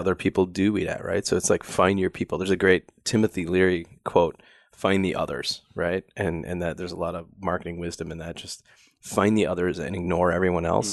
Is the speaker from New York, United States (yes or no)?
no; Wisconsin, United States; I grew up in Wisconsin where we have ice fishing